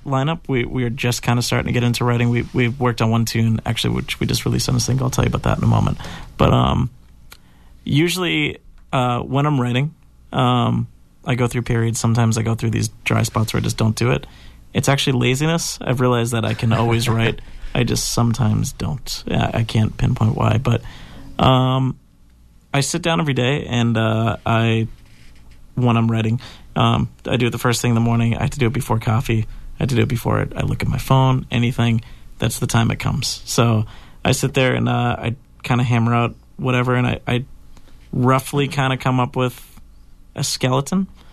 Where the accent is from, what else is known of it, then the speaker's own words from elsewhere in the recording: Weymouth, Massachusetts, United States; my hometown